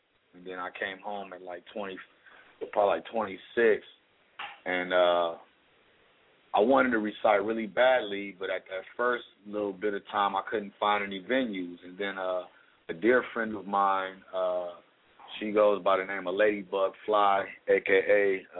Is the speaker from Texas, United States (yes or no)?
no; Los Angeles, California, United States; I fell in love because I grew up in Leimert Park with my little Tagger homies.